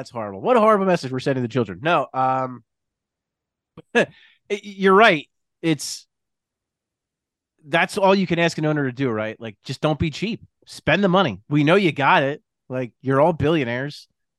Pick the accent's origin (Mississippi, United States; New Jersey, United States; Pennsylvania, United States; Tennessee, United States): New Jersey, United States; right outside of Philadelphia; if I go somewhere like out of town, I'll say Jersey, but I'll say right outside of Philly.